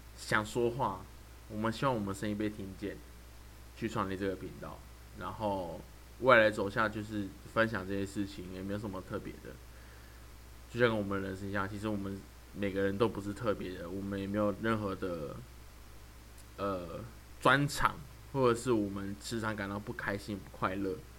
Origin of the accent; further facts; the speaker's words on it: Taoyuan, Taiwan; now in Pingtung, Taiwan; 我是住在屏东。啊，可是我是桃园人